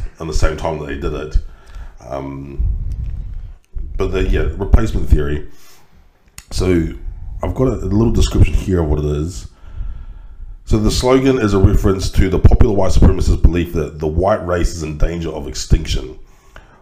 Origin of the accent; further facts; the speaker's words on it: Christchurch, Canterbury, New Zealand; Christchurch mosque shootings, which happened in my hometown